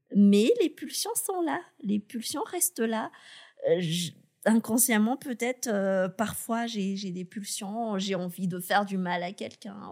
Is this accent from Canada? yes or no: no; Madagascar; je suis malgache, j'ai été recrutée à Madagascar